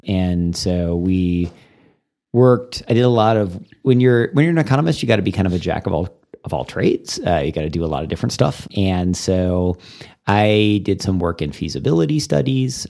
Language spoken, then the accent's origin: English; Plano, Texas, United States; also born or lived in Missouri / McKinney, Texas / Sulphur Springs, Texas / Austin, Texas; now in Amarillo, United States; And then I moved to Texas when I was in second grade. Uh, I moved to Plano. My dad was working in Plano at that time, and so we, to Plano we came, and I grew up there and in the McKinney area